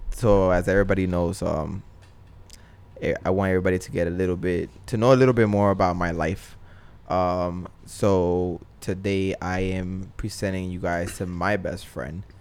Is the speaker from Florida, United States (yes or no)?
yes; Tampa, Florida, United States; I was born in Tampa, Florida.